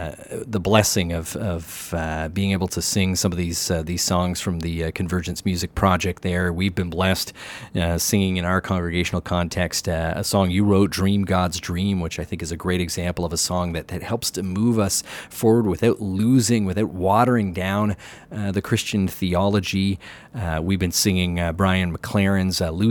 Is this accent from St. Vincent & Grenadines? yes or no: no; Canada; as a Canadian